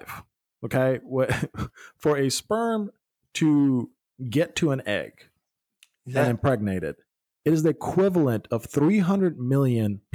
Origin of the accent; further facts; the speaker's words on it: Germany; moved away; since I was a kid growing up in Germany